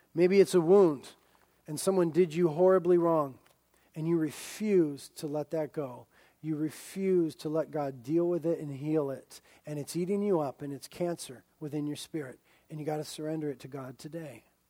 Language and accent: English; United States; as American Christians